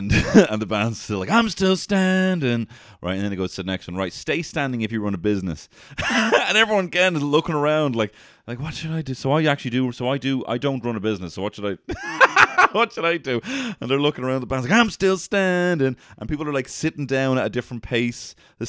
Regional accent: Athlone, Westmeath, Ireland; So, Ryan, I'm actually from Athlone, and I have my own business as well, and I'm in a loved up couple.

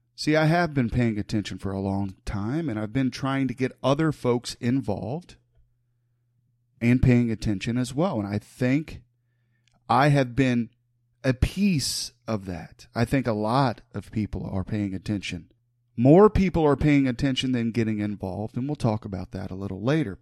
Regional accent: Huber Heights, Ohio, United States; I was born and raised in the city of Huber Heights

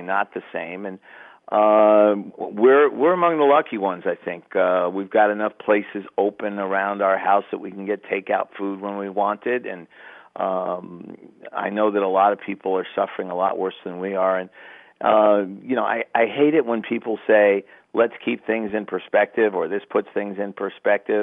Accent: New York City, New York, United States; my days as a very young basketball fan growing up in New York City

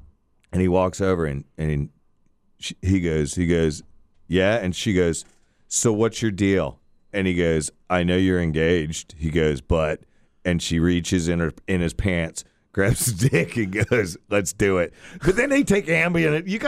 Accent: Florida, United States; I grew up surfing in Florida without sunblock, and everybody says that.

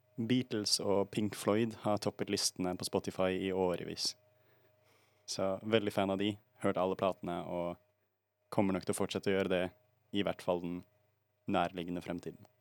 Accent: Bergen, Vestland, Norway; Jeg er også fra Bergen, og jeg har også bare bodd i Bergen

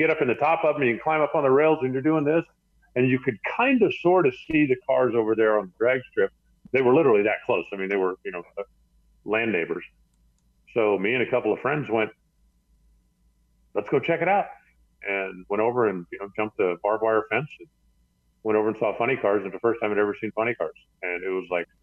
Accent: Tucson, Arizona, United States; I grew up in Southern Arizona. And, you know, Tucson is basically the middle of the desert

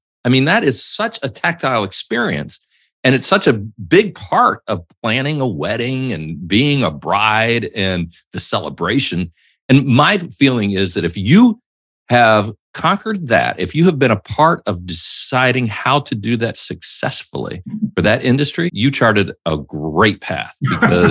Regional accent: Greensboro, North Carolina, United States; my birthplace

